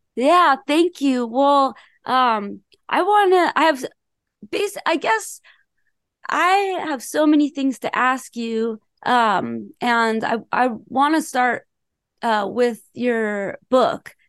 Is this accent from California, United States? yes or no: yes; Los Angeles, California, United States; I'm from Los Angeles